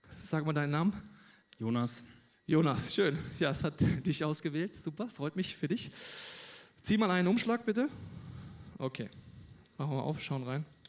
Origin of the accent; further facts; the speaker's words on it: Germany; Ich bin in Deutschland aufgewachsen